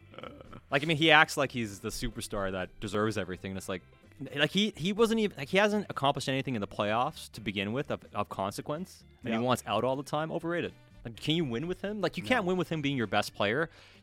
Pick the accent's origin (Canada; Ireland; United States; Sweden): Sweden; moved away; I grew up in Sweden.